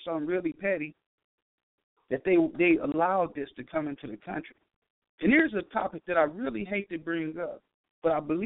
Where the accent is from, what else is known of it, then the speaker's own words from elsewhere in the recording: Compton, California, United States; I'm an ex-gangbanger. I'm from Compton